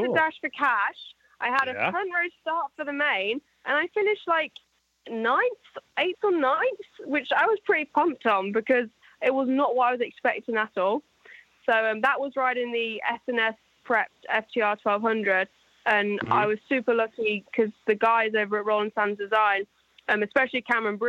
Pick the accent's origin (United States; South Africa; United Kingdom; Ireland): United Kingdom; England; I'm English